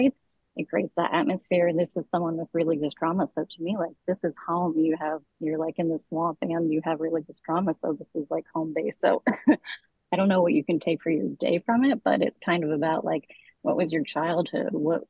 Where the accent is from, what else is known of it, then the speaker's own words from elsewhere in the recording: Florida, United States; I'm also from the South. Like, I grew up in Florida. There's, like, a park close to my house that's a swamp where I go walk regularly.